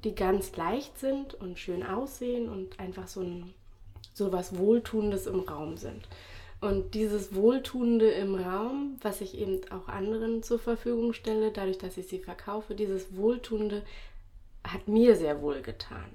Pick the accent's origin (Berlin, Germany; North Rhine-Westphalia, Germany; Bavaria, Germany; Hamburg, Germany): Berlin, Germany; also born or lived in England; wir wollen zurück nach Berlin, wir kommen aus Berlin.